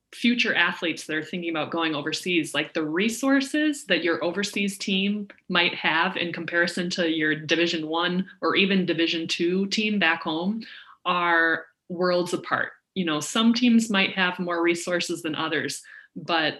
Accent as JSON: {"language": "English", "region": "Minnesota", "country": "United States", "said": "I'm from Minnesota"}